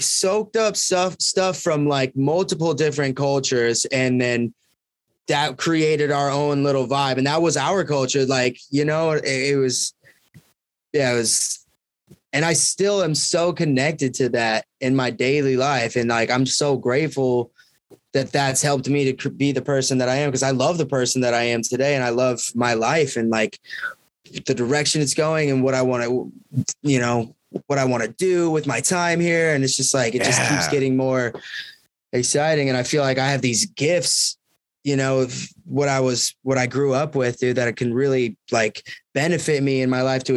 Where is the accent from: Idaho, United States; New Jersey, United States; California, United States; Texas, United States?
Idaho, United States; Clark Fork; moved away as an adult; also born or lived in Montana; we grew up in North Idaho